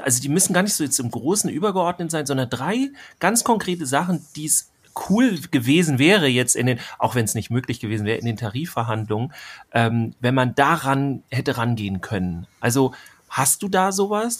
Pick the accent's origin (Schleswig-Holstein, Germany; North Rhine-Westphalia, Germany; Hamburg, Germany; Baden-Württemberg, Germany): Schleswig-Holstein, Germany; hier bei uns in Schleswig-Holstein